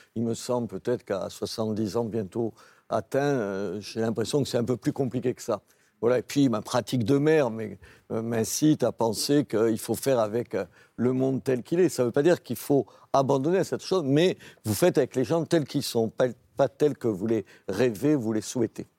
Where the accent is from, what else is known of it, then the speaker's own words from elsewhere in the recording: Béziers, Occitania, France; Je suis maire de Béziers parce que je suis de Béziers